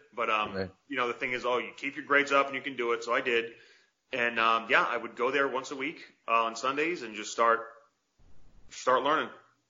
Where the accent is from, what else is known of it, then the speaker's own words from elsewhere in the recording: Worcester, Massachusetts, United States; accent: Massachusetts; Yeah, Worcester, we're saying it like that. It's weird, like I've lost my Massachusetts accent since.